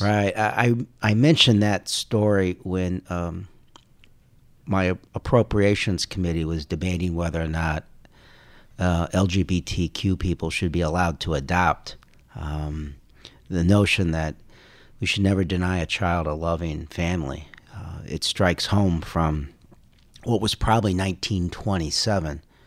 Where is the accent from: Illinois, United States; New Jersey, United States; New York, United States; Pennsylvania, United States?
Illinois, United States; Carol Stream; also born or lived in Indiana / Chicago; Indiana, and then we moved to Chicago when I was in second grade. So I grew up in Carroll Stream